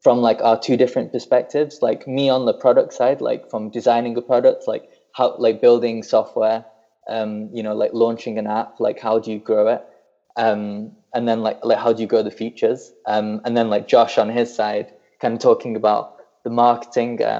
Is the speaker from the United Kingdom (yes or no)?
yes; Burnley, North West England, United Kingdom; you've ruined my accent because I definitely don't sound like I'm from Burnley anymore.